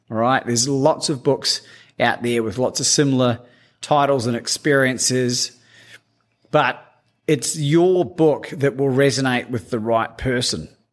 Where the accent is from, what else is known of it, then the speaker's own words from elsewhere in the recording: New Zealand; growing up in New Zealand